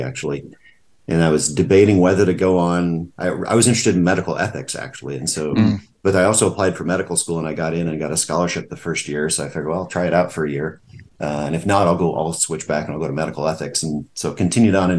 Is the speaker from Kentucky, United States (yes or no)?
no; Sidney, Nebraska, United States; also born or lived in Omaha, Nebraska; now in Lincoln, United States; I grew up in Sydney, Nebraska. Five generations in Sydney